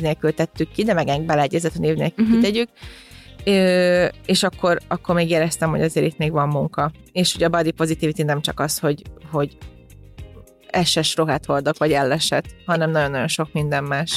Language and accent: Hungarian; Hungary; ide születtem Magyarországra, és az egész családom így itt nőtt fel